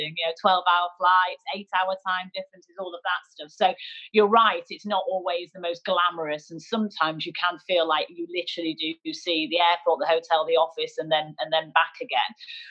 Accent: Manchester, North West England, United Kingdom; moved away as an adult; I'm a northerner, I'm a Mancunian

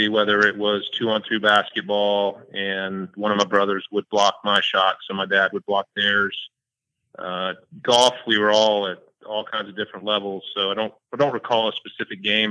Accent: Jacksonville, Florida, United States; also born or lived in St. Augustine, Florida; I grew up here in Jacksonville

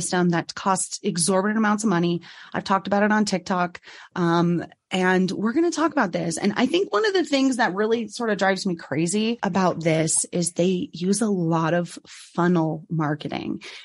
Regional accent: United States; I'm totally American.

